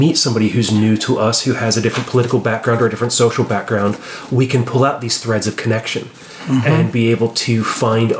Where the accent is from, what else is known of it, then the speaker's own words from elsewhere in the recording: Appalachia, United States; I grew up in Appalachia, you know, the son and, well, really the grandson